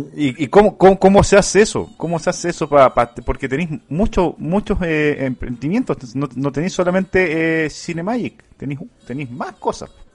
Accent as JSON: {"language": "Spanish", "country": "Chile", "said": "acá en Chile"}